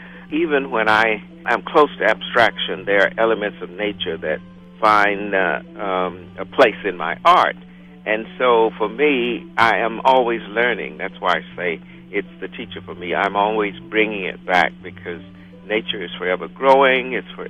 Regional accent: Appalachia in western North Carolina, United States; I grew up in Appalachia in western North Carolina, and they were the beautiful pine trees, the hills, and the flowers, the wildflowers, and things like that.

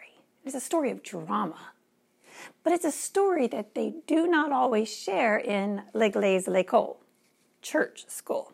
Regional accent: Louisiana, United States

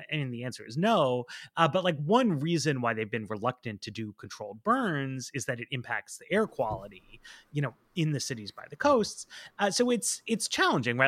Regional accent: New York, United States; now in Washington, D.C., United States; I grew up in New York. I live in D C.

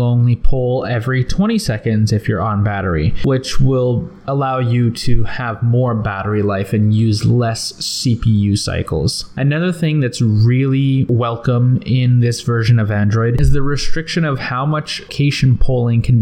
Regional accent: Canada; I'm Canadian

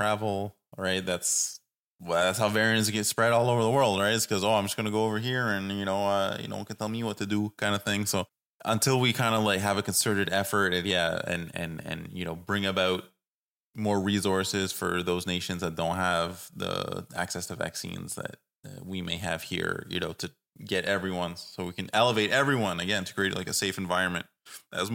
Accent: Canada

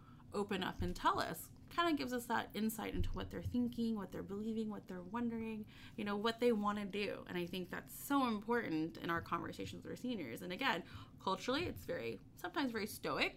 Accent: Texas, United States; I'm a Texan

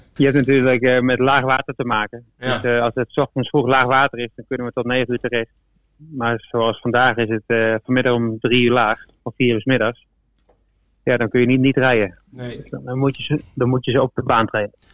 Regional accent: Deventer, Overijssel, Netherlands; moved away; also born or lived in Deurne; ik kom uit Deventer

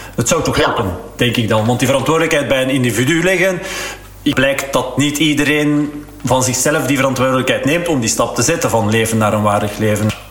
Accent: Flanders, Belgium; als Vlaming

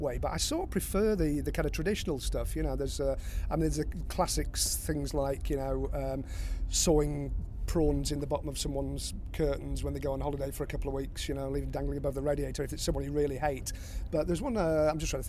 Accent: Blackpool, North West England, United Kingdom; when I was growing up in Blackpool

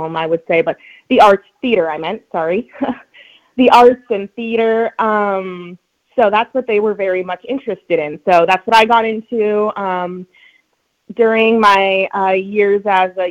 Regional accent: Fosston, Minnesota, United States; also born or lived in Moorhead, Minnesota; now in Bemidji, United States; I was actually born and raised in Fosston, Minnesota, so about 45 minutes from where I live right now

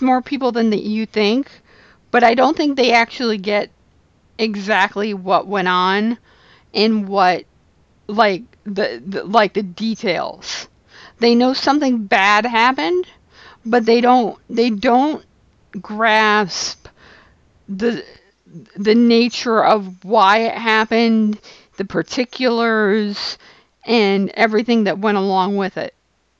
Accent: Flint, Michigan, United States; moved away; I'm from Flint, Michigan, and moved from Flint, Michigan

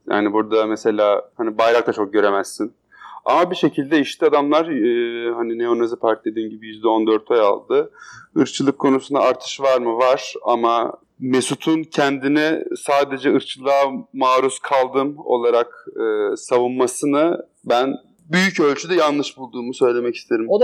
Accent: Turkey; now in Berlin, Germany; Ben mesela şu an burada yaşayan bir Türk olarak

